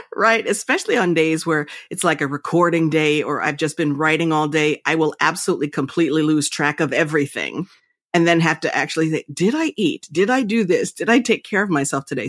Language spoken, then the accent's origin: English; Princeton, New Jersey, United States; I was raised in Princeton.